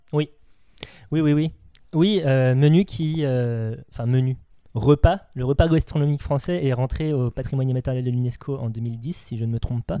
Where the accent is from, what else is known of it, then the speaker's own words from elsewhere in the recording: France; on est français